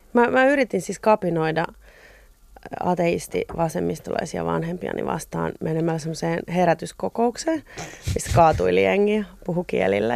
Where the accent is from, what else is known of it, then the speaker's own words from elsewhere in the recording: Espoo, Uusimaa, Finland; Mä olen syntynyt Espoossa, Pohjois-Espoossa.